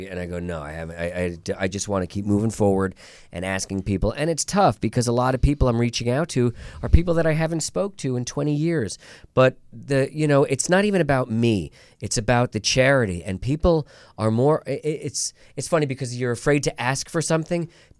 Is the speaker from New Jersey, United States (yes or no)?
yes; New Jersey, United States; I'm from New Jersey.